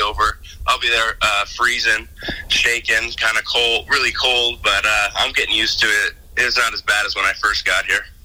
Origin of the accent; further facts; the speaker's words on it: Spokane, Washington, United States; also born or lived in Arizona; now in Montana, United States; I was born in Spokane, Washington, actually, so I got a lot of family up here